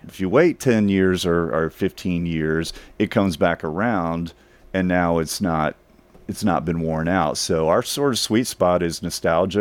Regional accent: Dallas, Texas, United States; I grew up in North Dallas, a suburb of Dallas

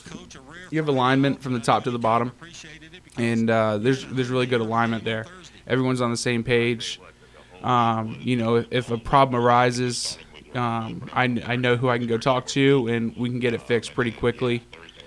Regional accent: Orlando, Florida, United States; moved away as an adult; now in Tennessee, United States; I'm originally from Orlando, Florida.

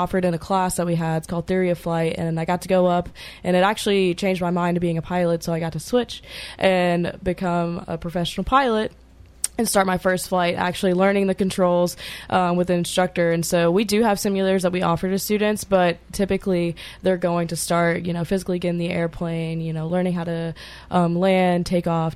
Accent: Jackson, Tennessee, United States; I'm from West Tennessee, so Jackson, Tennessee

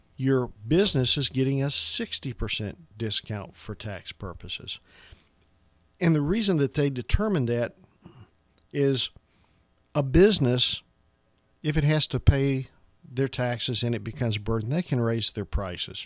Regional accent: Franklin, Tennessee, United States; I'm pretty much from Middle Tennessee, graduated from Franklin High School

